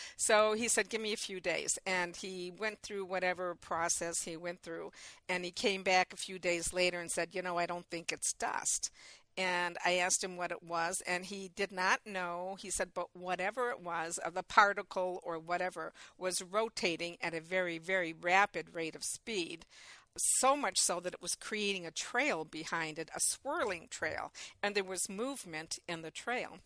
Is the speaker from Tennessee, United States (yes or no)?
no; Michigan, United States; it's my home state